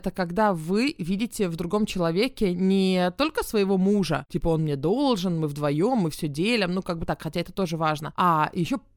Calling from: Kharkiv, Kharkiv Oblast, Ukraine; я из Харькова.

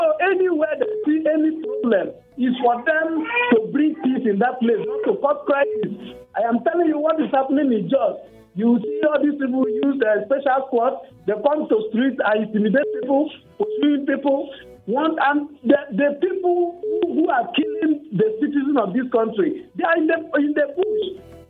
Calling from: Apata, Oyo, Nigeria; from Apata.

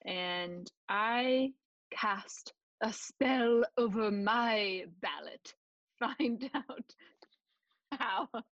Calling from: California, United States; I use pronouns like she and her. I'm calling in from Ohlone Land in Silicon Valley

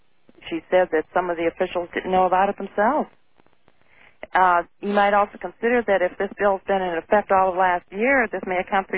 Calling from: Illinois, United States; I'm calling from Illinois

